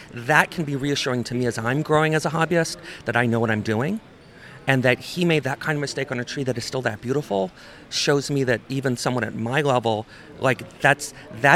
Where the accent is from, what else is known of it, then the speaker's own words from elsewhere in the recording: New Haven, Connecticut, United States; I'm from New Haven, Connecticut